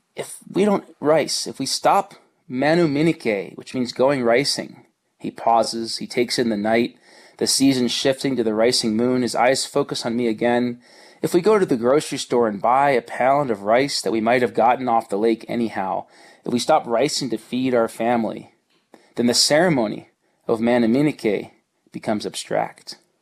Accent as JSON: {"language": "English", "region": "New Jersey", "country": "United States", "tie": "born or raised there", "moved": "yes", "lives_now": "Colorado, United States", "said": "I grew up in New Jersey in the 70s and in the 80s"}